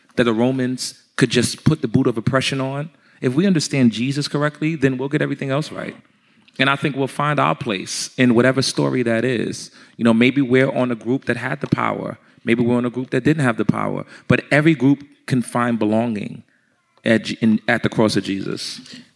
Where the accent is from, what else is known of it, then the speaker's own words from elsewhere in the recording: New York, United States; I'm from New York. I'm from where it started at.